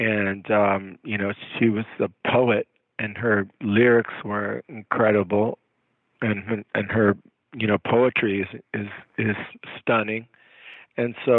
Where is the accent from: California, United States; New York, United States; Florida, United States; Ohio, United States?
Florida, United States; Gainesville; also born or lived in Miami, Florida / Havana, Cuba; I was born in Gainesville, Florida, on a dairy ranch